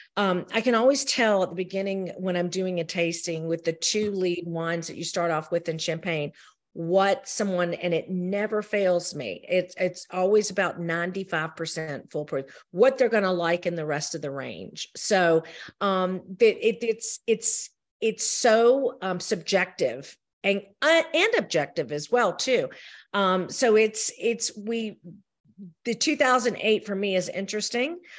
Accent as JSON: {"language": "English", "region": "the South", "country": "United States", "accent": "Southern", "said": "I am a Southerner"}